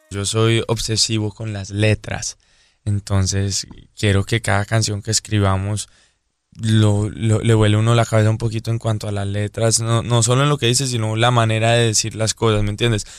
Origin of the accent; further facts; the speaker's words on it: Pembroke Pines, Florida, United States; also born or lived in Medellín, Colombia / Cartagena, Colombia; crecí en Weston. Pues crecí, yo viví en Pembroke Pines y fui al colegio en Weston